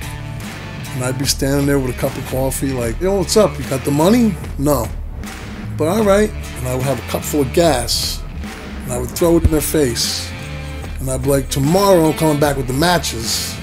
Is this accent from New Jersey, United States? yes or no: yes; Garfield, New Jersey, United States; I grew up here in North Jersey, mostly around Garfield, Lodi area.